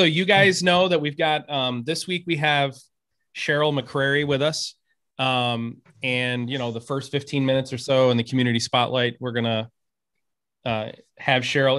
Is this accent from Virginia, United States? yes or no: no; Dallas, Texas, United States; moved away; That's where I grew up, actually, until 1982. I lived in Oak Cliff till 82.